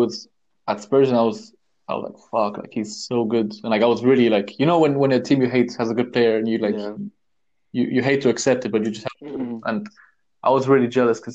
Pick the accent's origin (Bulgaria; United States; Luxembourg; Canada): Luxembourg; I was born and raised in Luxembourg, but made internationally. My family roots go back to Germany, the UK, to India